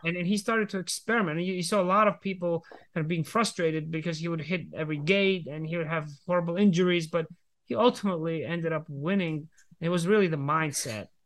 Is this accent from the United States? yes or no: no; Georgia; I was growing up in the Republic of Georgia